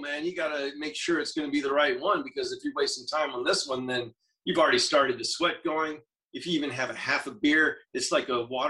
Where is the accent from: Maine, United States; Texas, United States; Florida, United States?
Florida, United States; moved away as an adult; I'm from Florida. I escaped when I was, you know, out of high school, got out of there as quickly as I could.